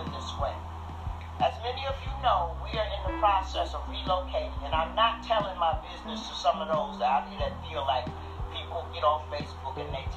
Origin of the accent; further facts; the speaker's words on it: New York City, New York, United States; moved away; also born or lived in Bronx / Brooklyn / Stamford, Connecticut; I grew up north in Harlem, not far from 125th Street.